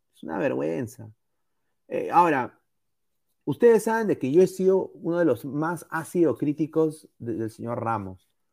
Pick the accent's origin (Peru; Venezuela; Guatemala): Peru; now in Los Angeles, United States; todos somos peruanos